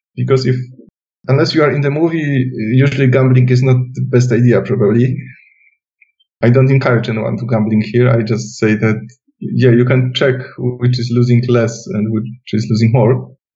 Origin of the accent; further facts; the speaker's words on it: Silesian Voivodeship, Poland; English is a second language; moved away; I come from Silesia, which is southwest part of Poland, and there still is a house with my mom living there